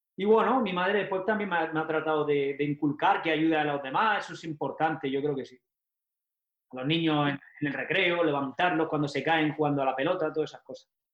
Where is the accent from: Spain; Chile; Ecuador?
Spain; Almería, Andalusia; moved away; also born or lived in Mexico; yo como nací en Almería